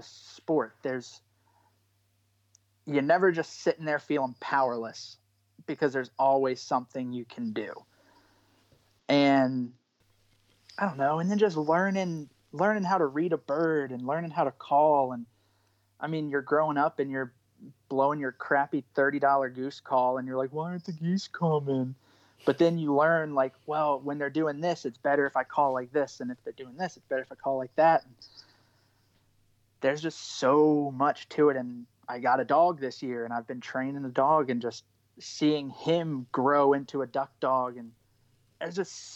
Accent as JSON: {"language": "English", "region": "East Coast", "country": "United States", "tie": "born or raised there", "said": "growing up on the East Coast"}